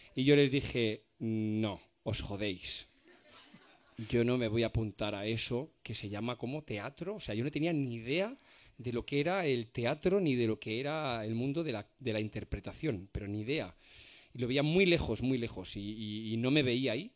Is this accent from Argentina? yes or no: no; Spain; los españoles